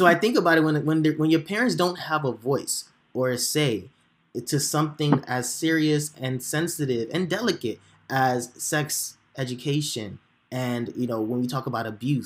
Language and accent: English; Chicago, Illinois, United States; I grew up in Chicago as well. So we're all Chicagoans.